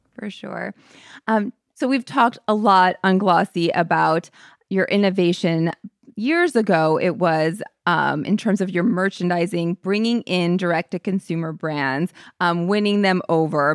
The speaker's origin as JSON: {"language": "English", "town": "St. Louis", "region": "Missouri", "country": "United States", "said": "I'm from Saint Louis, Missouri"}